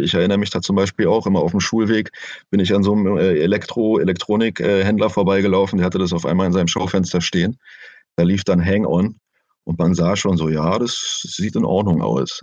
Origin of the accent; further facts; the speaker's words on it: Berlin, Germany; Ich bin Berliner seit meiner Geburt